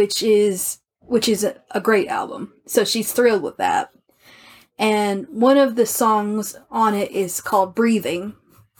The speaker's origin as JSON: {"language": "English", "region": "the American South", "country": "United States", "said": "I'm an American from the South"}